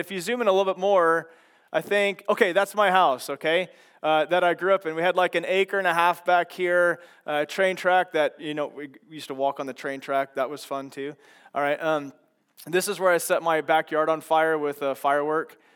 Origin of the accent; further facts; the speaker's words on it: McPherson, Kansas, United States; moved away; I grew up in a small town in central Kansas, and, uh, there's McPherson